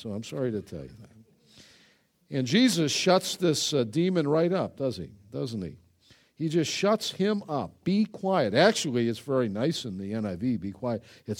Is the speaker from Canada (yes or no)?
no; Ireland; I'm Irish, you know. We just grab people by the throat, you know.